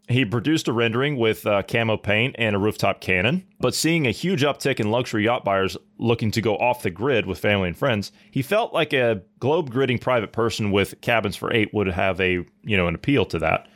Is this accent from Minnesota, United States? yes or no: no; Ohio, United States; my home state of Ohio